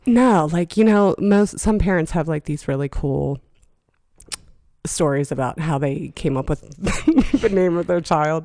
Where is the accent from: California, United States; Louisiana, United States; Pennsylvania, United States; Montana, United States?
Pennsylvania, United States; Johnstown; I was born in Johnstown, Pennsylvania